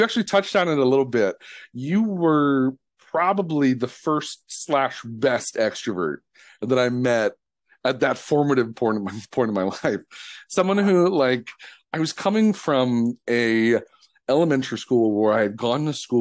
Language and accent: English; Detroit, Michigan, United States; growing up in Detroit